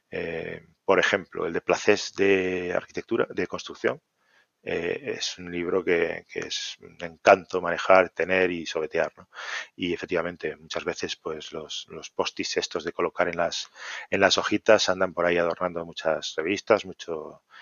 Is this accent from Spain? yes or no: yes; Santiago de Compostela, Galicia, Spain; born there; Galicia no hay ningún sitio que me disguste. Tenemos la suerte de, de tener una geografía espectacular. yo nací en Santiago, así que te voy a decir dos